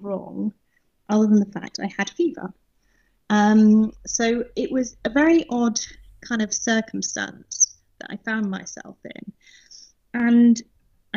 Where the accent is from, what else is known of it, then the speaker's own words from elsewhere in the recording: south coast of England, United Kingdom; moved away as an adult; now in Potsdam, Germany; I think you can probably tell that I'm British. So I grew up on the south coast of England and moved out to Germany in 2006